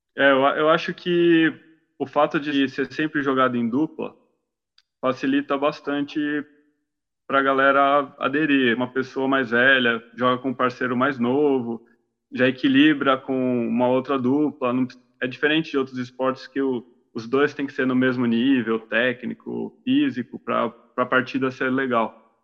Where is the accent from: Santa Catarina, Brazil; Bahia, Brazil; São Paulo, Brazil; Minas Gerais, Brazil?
São Paulo, Brazil; Santos; Eu sou de Santos